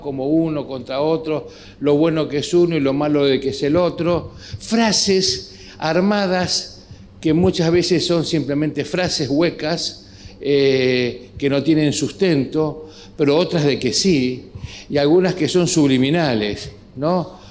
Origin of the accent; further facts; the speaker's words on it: Argentina; nuestra realidad como sociedad aquí en Argentina, con nuestras características, nuestra idiosincrasia